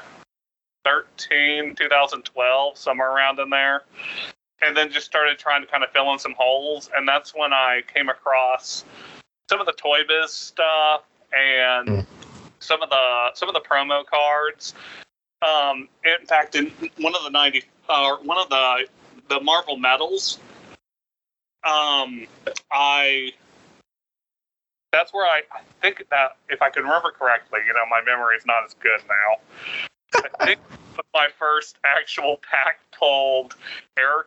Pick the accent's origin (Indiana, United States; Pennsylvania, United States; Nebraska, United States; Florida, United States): Florida, United States; also born or lived in Atlanta, Georgia; now in Clarkston, United States; I was born in Atlanta, but raised down in Florida, and all my family's in Florida